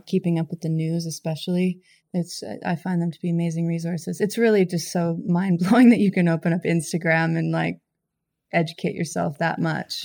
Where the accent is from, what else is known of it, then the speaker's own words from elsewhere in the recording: Fernie, British Columbia, Canada; now in California, United States; I'm from Canada. My hometown, Fernie, is where my my mom is